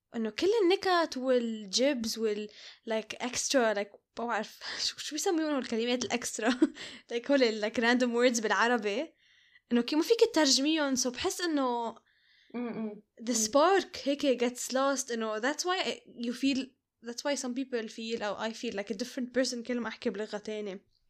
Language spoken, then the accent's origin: Arabic; Lebanon; moved away; بالبيت وبالعائلة وبلبنان